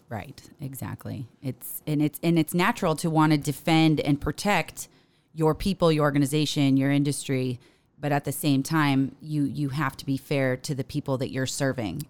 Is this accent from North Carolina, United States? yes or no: no; Paradise Valley, Arizona, United States; moved away as an adult; also born or lived in Corpus Christi, Texas; got me here to Phoenix, Arizona, where I grew up. I grew up in Paradise Valley, just off of the fifty-one in Cactus